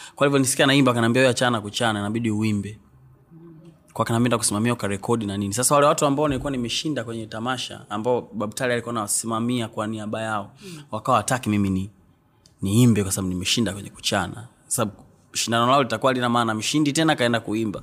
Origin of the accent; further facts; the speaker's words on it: Mbeya, Tanzania; also born or lived in Tukuyu (ancestral, Nyakyusa); asili yangu ni huko lakini nimezaliwa Mbeya mjini. Uh, nimekulia Mbeya mjini Nzovwe